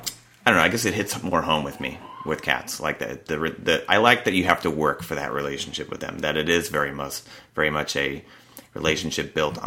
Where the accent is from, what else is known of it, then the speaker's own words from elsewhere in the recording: New Milford, New Jersey, United States; moved away as an adult; now in California, United States; New Milford, New Jersey. Okay, that's right. Yeah. So I lived there all those 25 years. Had never lived in California before.